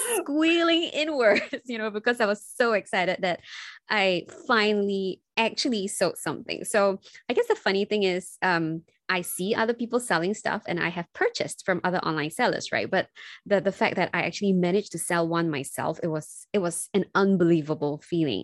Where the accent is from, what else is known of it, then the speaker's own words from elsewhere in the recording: Singapore; I'm from Singapore